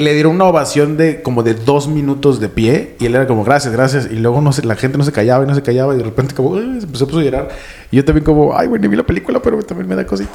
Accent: Mexico; now in Berlin, Germany; allá en mi país, en las tierras salvajes de México

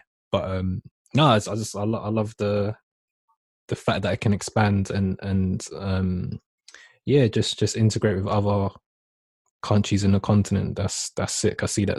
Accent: United Kingdom; being a British Ghanaian person

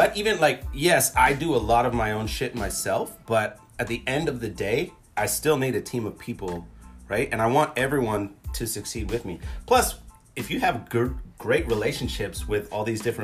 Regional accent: Canada; I'm Canadian

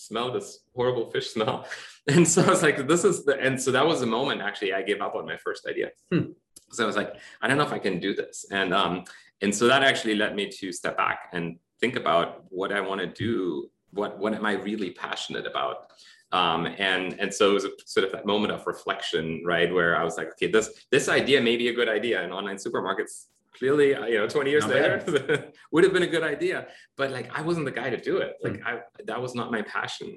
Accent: Germany; moved away; I'm from Germany originally.

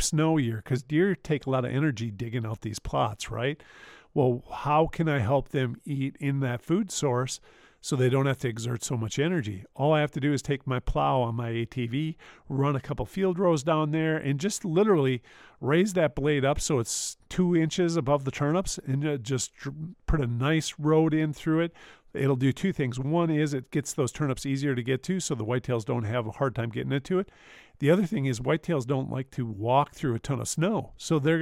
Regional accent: Wisconsin, United States; I'm from Wisconsin

